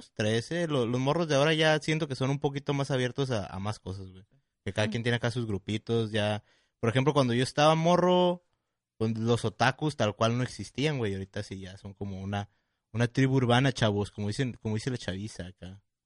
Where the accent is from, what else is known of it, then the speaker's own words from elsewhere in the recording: Tijuana, Baja California, Mexico; nosotros que somos de aquí de Tijuana